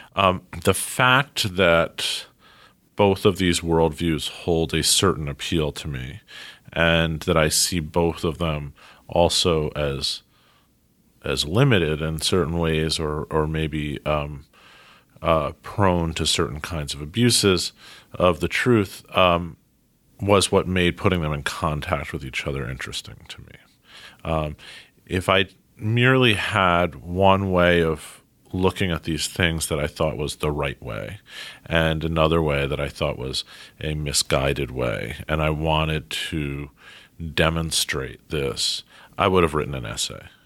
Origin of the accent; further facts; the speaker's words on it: New York City, New York, United States; also born or lived in Princeton, New Jersey; I grew up in Manhattan. I have managed over the course of forty-two years to make it all the way to Brooklyn, where I am now